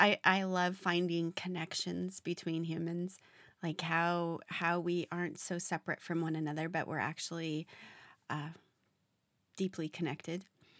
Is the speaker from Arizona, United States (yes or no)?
yes; Phoenix, Arizona, United States; But growing up in Phoenix, and my husband being from the Pacific Northwest, I was so curious what seasons were.